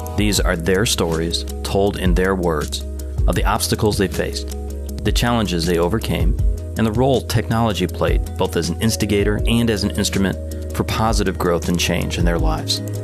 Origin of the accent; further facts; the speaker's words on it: Detroit, Michigan, United States; I grew up on the South Side, outside the city limit, so we went back and forth of whether I was a true Detroiter or not